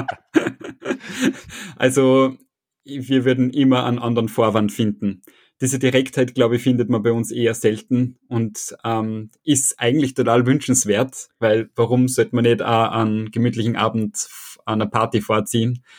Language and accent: German; Salzburg, Austria; accent: Salzburg-Upper Austrian dialect; now in Vienna, Austria; aber ich bin aus Salzburg, das heißt, ich habe einen Salzburg-oberösterreichischen Dialekt